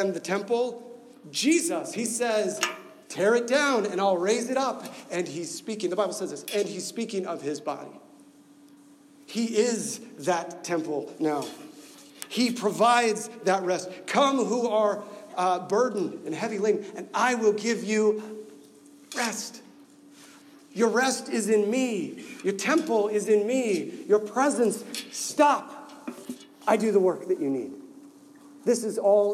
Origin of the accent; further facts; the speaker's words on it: Nebraska, United States; I'm from Nebraska